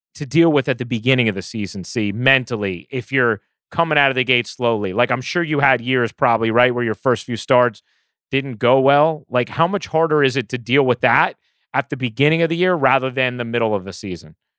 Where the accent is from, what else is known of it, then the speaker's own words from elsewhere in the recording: New York, United States; growing up in New York